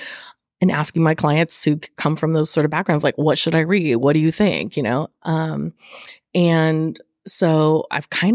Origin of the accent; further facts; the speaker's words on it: California, United States; moved away as an adult; also born or lived in Florida; I'm originally from California